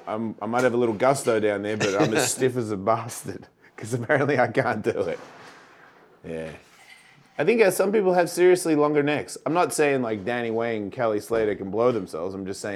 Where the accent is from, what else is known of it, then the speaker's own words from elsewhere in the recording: Australia; moved away; I'm from Australia.